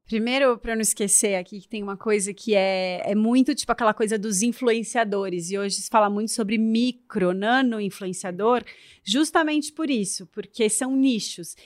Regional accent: São Paulo, Brazil; now in Florianópolis, Brazil; eu também sou uma mulher brasileira, que moro, sou de São Paulo, moro em Florianópolis

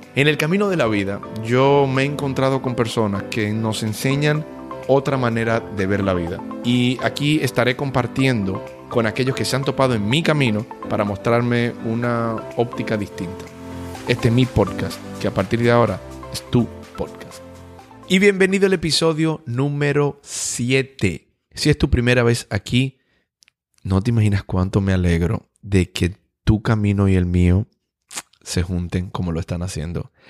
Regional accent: Dominican Republic; como dominicano yo necesito visa para poder ir a Canadá

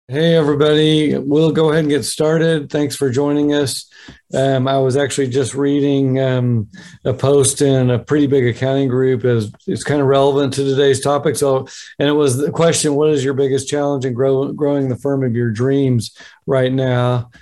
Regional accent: Oklahoma, United States; my home state of Oklahoma

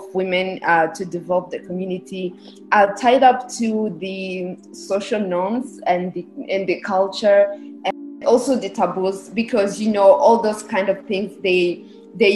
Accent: Rwanda; I was born and raised in Rwanda

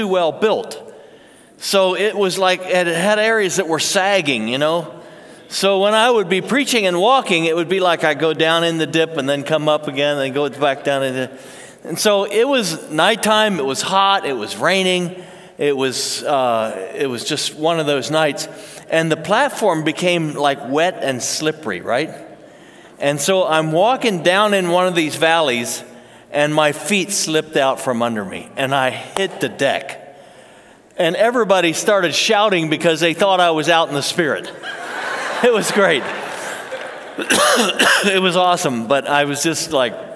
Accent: Pennsylvania, United States; I grew up in Pennsylvania, I never heard of Pentecostals.

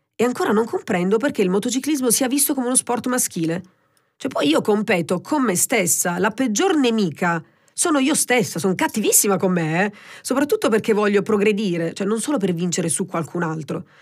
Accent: Presicce, Apulia, Italy; moved away as an adult; now in Milan, Italy; Quindi a Presice, diciamo, nel mio paese, che è in provincia di Lecce, quindi un paese piccolino

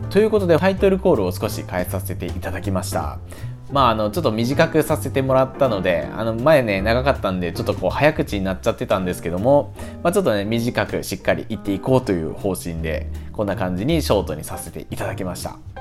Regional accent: Ichinomiya, Aichi, Japan; moved away; 僕の出身は愛知県なんですけども実家の場所が県内の一宮というところがありまして

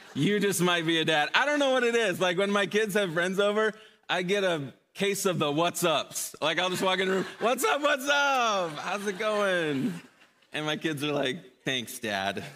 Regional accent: Chicago, Illinois, United States; Growing up in Chicago

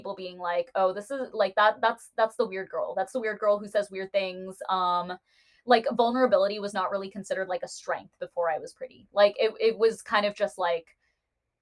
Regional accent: United States; I am an Indian American woman

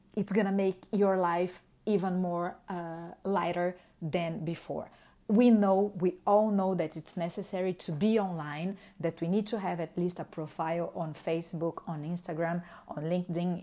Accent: Brazil; English is a second language; moved away as an adult; now in Montreal, Canada; I was formed in Brazil in, uh, two thousand and two

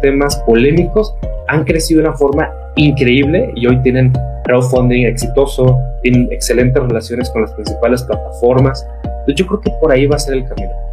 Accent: northern Mexico, Mexico; El norte, que es la mi ciudad de origen

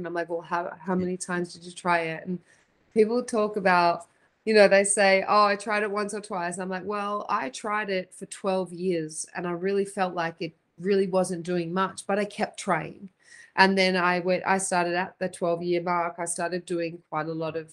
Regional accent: Australia; now in Phoenix, United States; I'm from Australia originally

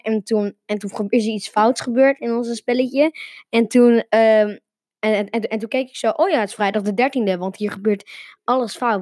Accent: Netherlands; Nederland waar ik vandaan kom

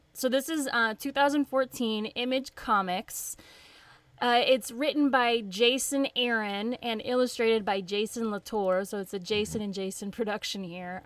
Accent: White House, Tennessee, United States; accent: southern; moved away; I'm from Nashville. I say Nashville, but it's a little bitty town north of Nashville called White House, Tennessee.

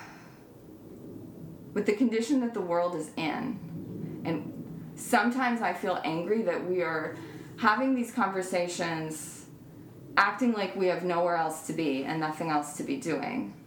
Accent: Vermont, United States; I was raised in Vermont

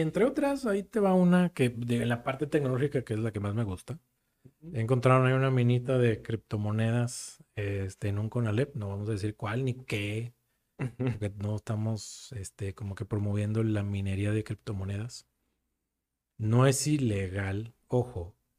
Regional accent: Mexico; somos muy mexicanos

